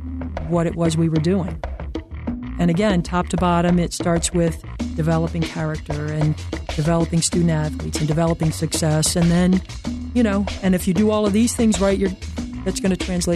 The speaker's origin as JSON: {"language": "English", "town": "Towanda", "region": "Pennsylvania", "country": "United States", "tie": "born or raised there", "also_born_or_lived": "Bucks County", "said": "I grew up in northeastern Pennsylvania, {S1} okay. {S2} A place called Towanda. I was born actually in Bucks County, but as I started first grade, we headed up there."}